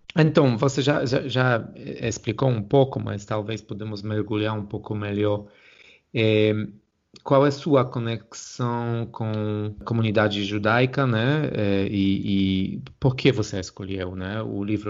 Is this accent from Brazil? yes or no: no; Poland; como polonês